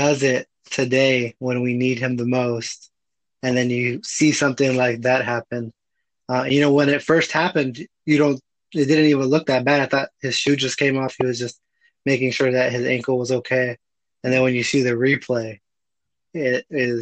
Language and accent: English; Southwest Florida, United States; we're both from Southwest Florida